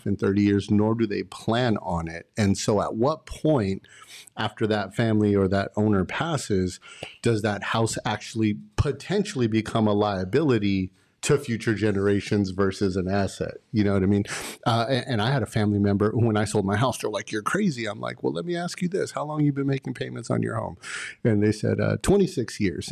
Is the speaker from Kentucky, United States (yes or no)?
no; Los Angeles, California, United States; also born or lived in Antelope Valley, California; I grew up in Pacoima for the first half of my life in San Fernando Valley